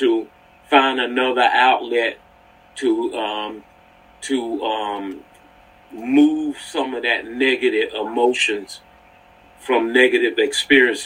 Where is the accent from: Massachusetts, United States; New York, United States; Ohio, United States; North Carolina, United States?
North Carolina, United States; moved away as an adult; I'm from North Carolina, so I was down in North Carolina